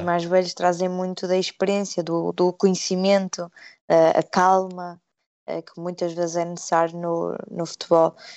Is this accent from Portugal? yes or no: yes; Portugal; moved away as an adult; now in United Kingdom; eu sou portuguesa